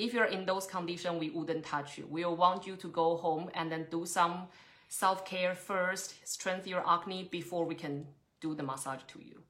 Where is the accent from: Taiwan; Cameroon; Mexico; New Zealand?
Taiwan; now in Trondheim, Norway; Originally, I'm from Taiwan, but I've been running my Ayurvedic clinic in Trondheim for almost 5 or 6 years